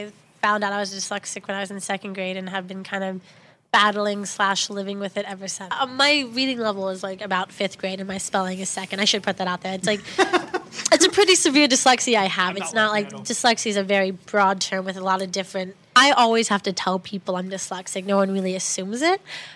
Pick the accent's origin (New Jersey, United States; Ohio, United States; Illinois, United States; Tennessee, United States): Ohio, United States; Columbus; I'm from Columbus, Ohio.